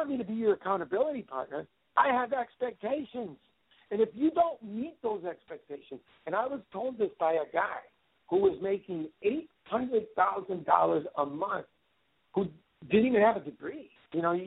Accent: Wisconsin, United States; moved away; back 30 years ago, I came from Wisconsin. My dad worked for the Wisconsin Gas Company

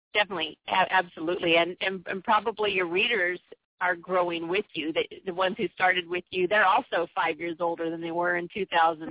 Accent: San Diego, California, United States; I was born and raised in San Diego

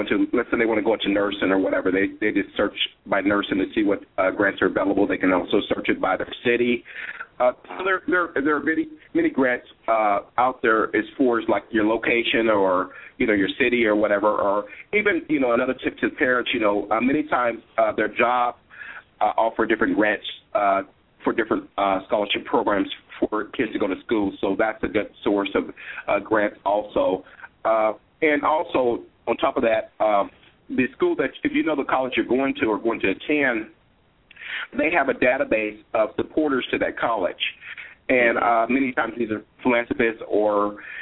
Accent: Kansas, United States; accent: southern drawl; moved away; Originally, I'm from Kansas.

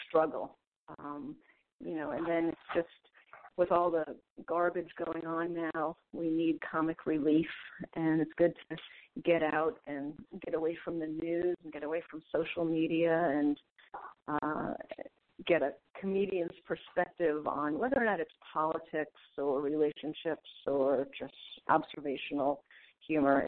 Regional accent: New York, United States; moved away as an adult; also born or lived in Vermont; now in San Francisco, United States; I grew up in New York, and when I was 20, I was taking time off from college

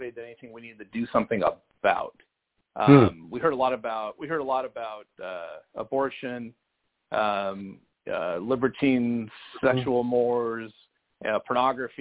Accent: California, United States; I grew up in California. I don't have the Southern church roots

